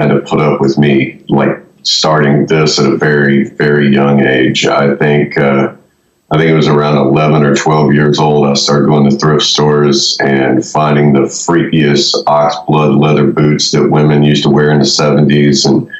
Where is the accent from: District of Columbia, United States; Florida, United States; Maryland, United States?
Florida, United States; Daytona Beach; born there; also born or lived in Ohio / Pittsburgh / West Virginia; From Florida, I was born in Daytona Beach.